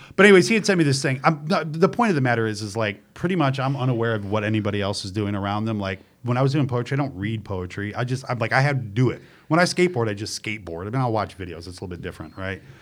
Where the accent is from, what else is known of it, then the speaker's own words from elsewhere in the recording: New York, United States; moved away as an adult; now in Charlotte, United States; I'm from New York